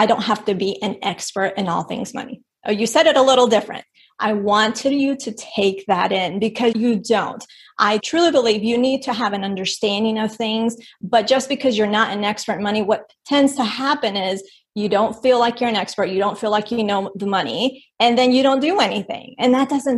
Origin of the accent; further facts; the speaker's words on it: Colombia; my dad's un gringo. I was born in Colombia.